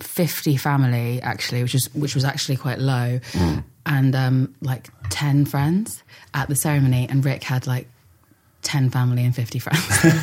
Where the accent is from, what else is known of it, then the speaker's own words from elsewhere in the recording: London, United Kingdom; I grew up in North London, around sort of like my family my grandpa came over from Ireland with four of his brothers.